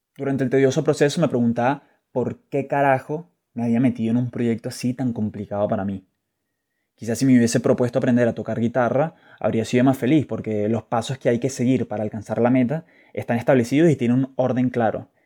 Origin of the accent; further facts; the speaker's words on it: Caracas, Capital District, Venezuela; desde pequeño, y como buen scout caraqueño